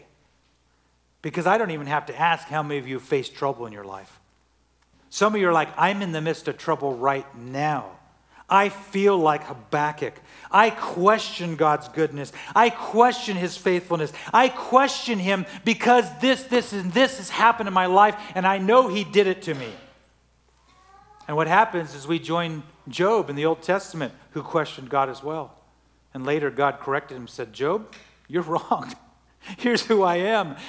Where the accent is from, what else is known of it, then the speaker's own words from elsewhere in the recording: Central Valley, California, United States; moved away; I grew up in the Central Valley in California, millions of acres of oranges